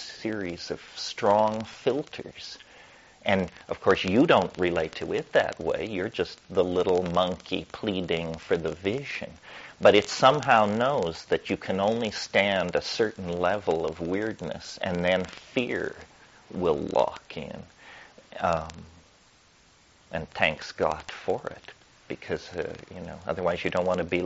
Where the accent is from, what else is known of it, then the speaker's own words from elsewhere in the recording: Colorado, United States; I'm from Colorado